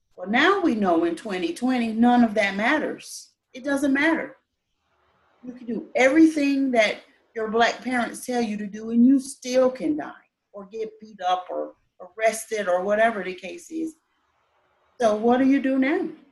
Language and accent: English; Florida, United States; moved away as an adult; also born or lived in Colorado Springs, Colorado; now in Utah, United States; I'm originally from Florida. I joined the military, been all over a little bit